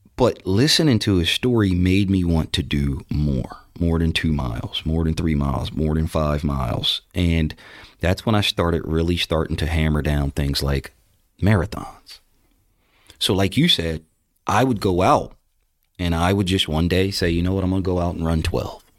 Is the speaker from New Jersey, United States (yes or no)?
yes; New Jersey, United States; moved away; back in my hometown in New Jersey